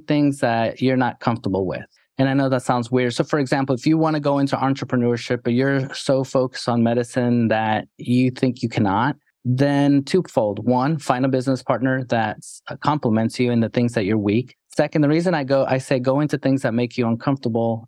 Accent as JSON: {"language": "English", "town": "New York City", "region": "New York", "country": "United States", "tie": "born or raised there", "also_born_or_lived": "Texas", "moved": "yes", "said": "growing up in New York City"}